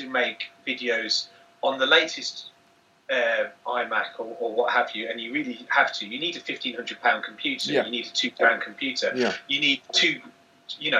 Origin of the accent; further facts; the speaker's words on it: Manchester, North West England, United Kingdom; I come from Manchester